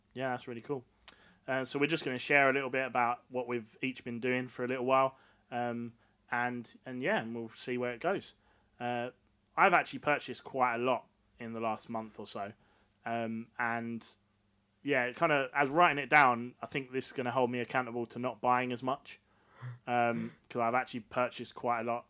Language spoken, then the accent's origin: English; Essex, East of England, United Kingdom; We're both from Essex